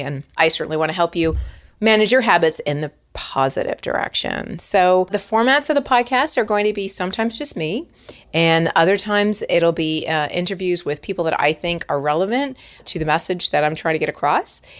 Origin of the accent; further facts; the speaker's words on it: Toronto, Ontario, Canada; moved away as an adult; now in Los Angeles, United States; I am from Toronto, and you're gonna hear a lot of outs and abouts